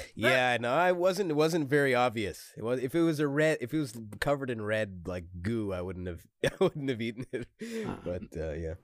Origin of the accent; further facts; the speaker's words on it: Montreal, Quebec, Canada; I'm from Montreal. Montreal, Quebec, Canada.